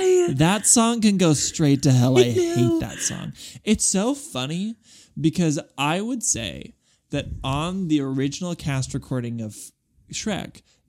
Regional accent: Guadalajara, Jalisco, Mexico

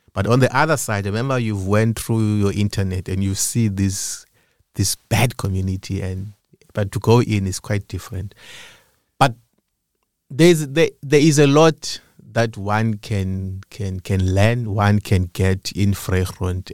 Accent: Eastern Cape, South Africa; moved away as an adult; now in Cape Town, South Africa; I was born in Cape Town, but I grew up in the Eastern Cape.

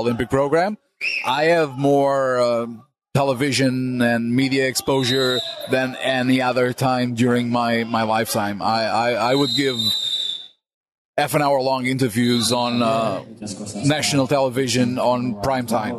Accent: Portugal; Being Portuguese

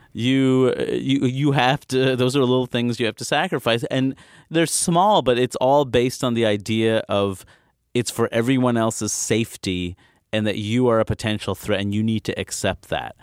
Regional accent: New York City, New York, United States; also born or lived in Maine; I was born and raised in Queens.

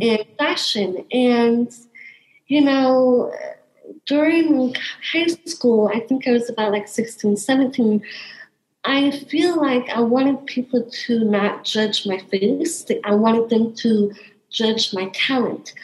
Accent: North Idaho, United States; now in New York City, United States; I am originally from North Idaho

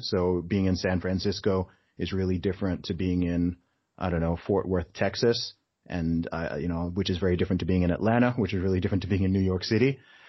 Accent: Saudi Arabia; now in United Kingdom; So I grew up in Saudi Arabia, right? Where alcohol is illegal in Saudi Arabia, right? Dry country, no alcohol, okay?

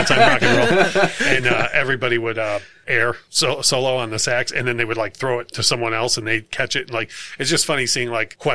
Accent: Clarkston, Michigan, United States; where I grew up in Clarkston

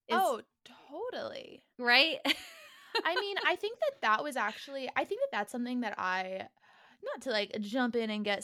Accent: outside of Sacramento, California, United States; also born or lived in Miami, Florida; now in Los Angeles, United States; So I actually grew up outside of Sacramento.

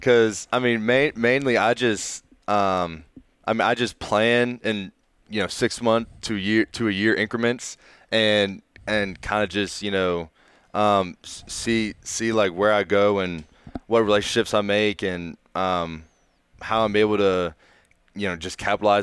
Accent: Raleigh, North Carolina, United States; moved away as an adult; growing up in Raleigh

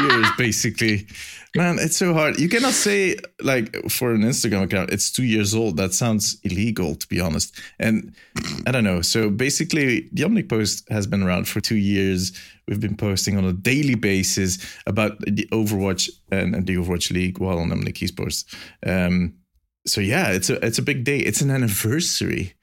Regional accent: Belgium; accent: Belgian; my silly Belgian accent

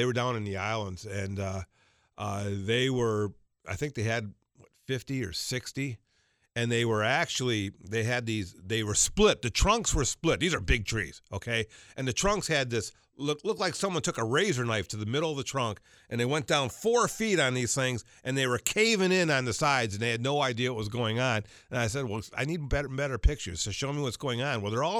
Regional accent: Georgia, United States; I can't tell you how many people I saw growing up in Georgia.

